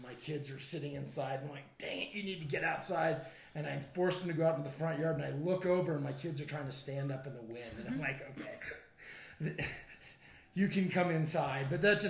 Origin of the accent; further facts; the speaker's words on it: Billings, Montana, United States; moved away as an adult; now in Livingston, United States; I grew up in Billings and moved here probably back in 2000 or so.